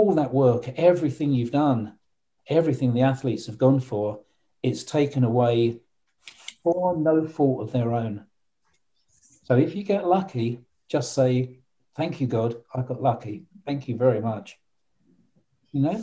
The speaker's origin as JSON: {"language": "English", "region": "London", "country": "United Kingdom", "tie": "born or raised there", "said": "London, it's my hometown"}